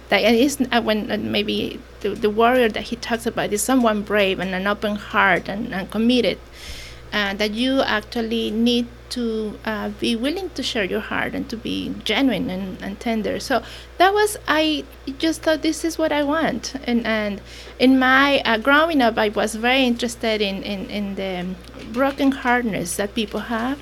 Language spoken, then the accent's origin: English; Toluca, State of Mexico, Mexico; first language Mexican Sign Language; English is a second language; now in Hammonton, United States; I was born in Toluca, Me- uh, Mexico.